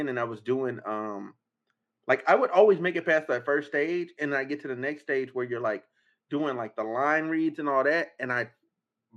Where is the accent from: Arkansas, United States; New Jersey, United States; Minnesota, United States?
Arkansas, United States; now in California, United States; I'm a country boy. I'm from Arkansas.